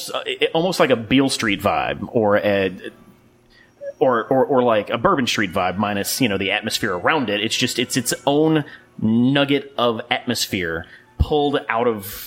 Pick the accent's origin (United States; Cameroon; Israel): United States; Jackson, Mississippi; also born or lived in Hattiesburg, Mississippi; I had moved back from Hattiesburg. I grew up in Jackson, lived in Hattiesburg for like 6 years.